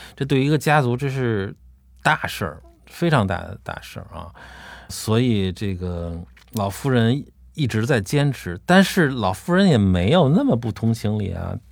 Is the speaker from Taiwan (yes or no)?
no; China; 我们中国人祖先